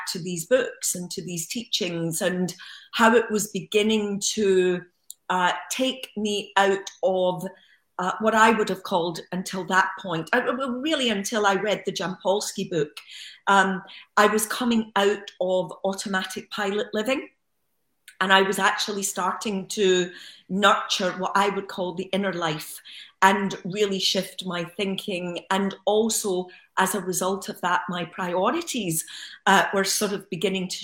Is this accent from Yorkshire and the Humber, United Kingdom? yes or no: no; Glasgow, Scotland, United Kingdom; moved away; also born or lived in Los Angeles; as a young child growing up in Glasgow